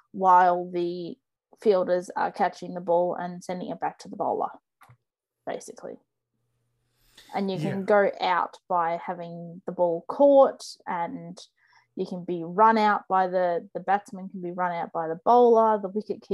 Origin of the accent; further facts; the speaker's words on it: Australia; being Australian